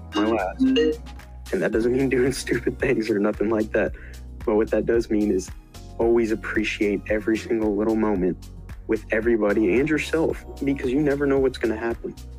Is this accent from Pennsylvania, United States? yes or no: no; Bowling Green, Kentucky, United States; I'm from Bowling Green, Kentucky